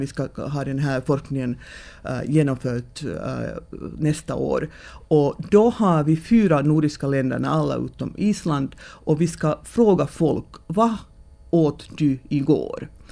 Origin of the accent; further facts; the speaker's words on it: Finland; vi som finländare